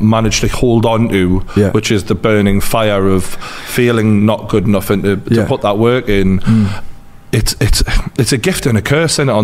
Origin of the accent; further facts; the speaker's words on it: Newcastle upon Tyne, North East England, United Kingdom; accent: Geordie; my Geordie accent